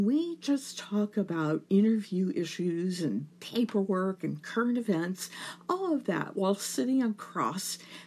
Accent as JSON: {"language": "English", "region": "Louisiana", "country": "United States", "tie": "born or raised there", "said": "it's my home state"}